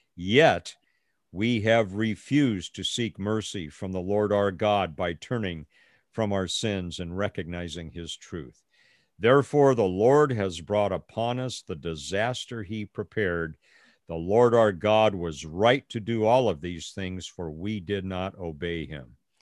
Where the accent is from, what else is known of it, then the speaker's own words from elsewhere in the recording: United States; I'm an American